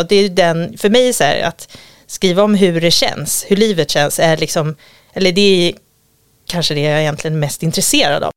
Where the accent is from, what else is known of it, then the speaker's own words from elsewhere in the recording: Gotland, Sweden; moved away; jag kommer från Gotland och så har vi en liten sommarstuga precis vid stranden som vi hade när jag var liten